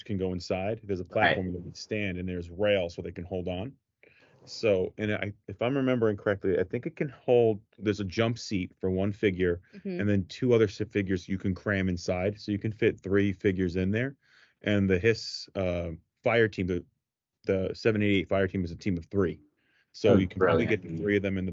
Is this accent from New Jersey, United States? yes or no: yes; New Jersey, United States; accent: Jersey; When I laugh, my Jersey accent comes out.